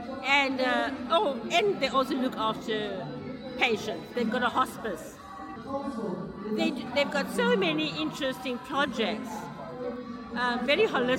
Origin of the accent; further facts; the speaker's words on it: Durban, KwaZulu-Natal, South Africa; I'm from Durban, which is on the East Coast in our beautiful country in South Africa.